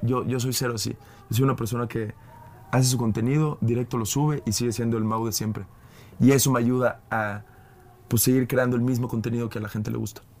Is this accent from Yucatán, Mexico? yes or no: yes; Mérida, Yucatán, Mexico; accent: Yucatecan; also born or lived in Sydney, Australia; now in Mexico City, Mexico; yo crecí allí. Para los que no saben, yo soy de Mérida